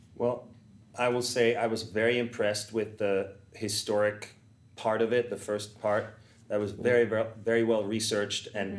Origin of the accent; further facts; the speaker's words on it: Vienna, Austria; moved away; I'm from Vienna, Austria